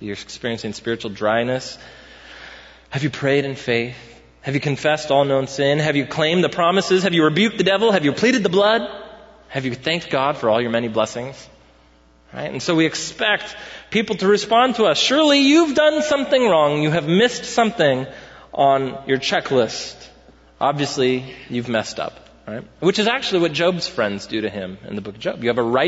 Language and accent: English; United States; as Americans